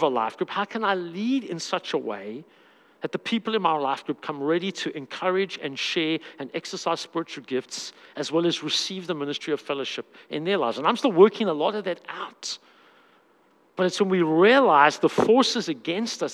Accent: South Africa; I'm a South African man

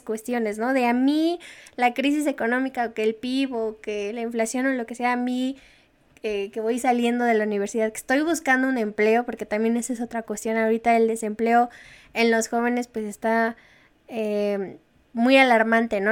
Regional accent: Mexico; como ciudadanos mexicanos

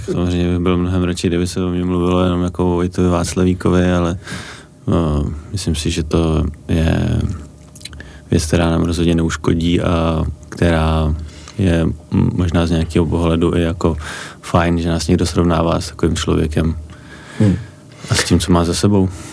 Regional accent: Prague, Czechia; já jsem ze Strašnic

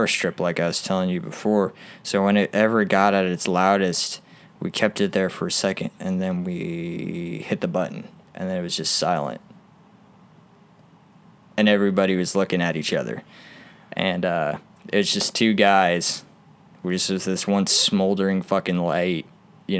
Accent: Deltona, Florida, United States; now in Owensboro, United States; I'm originally from Deltona, Florida

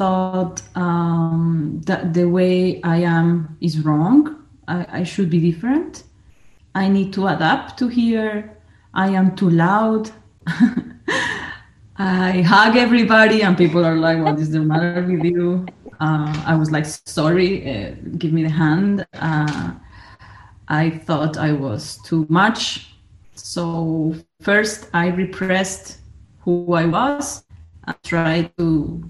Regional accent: Colombia; moved away as an adult; now in Austria; I consider myself 100% Colombia, from Colombia. And even though I live in Austria already 18 years and a half

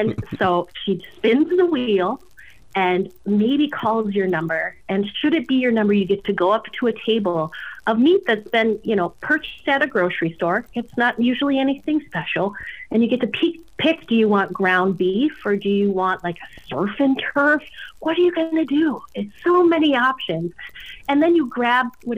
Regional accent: North Dakota, United States; moved away; I grew up in North Dakota

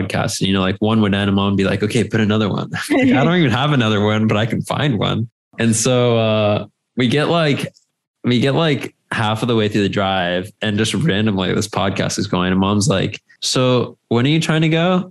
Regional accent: Costa Rica; right by where we grew up in Costa Rica

